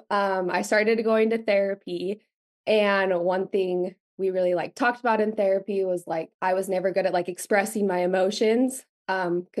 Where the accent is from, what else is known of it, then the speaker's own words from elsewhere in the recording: Utah, United States; I was born and raised in Utah, very much grew up in like the Mormon bubble.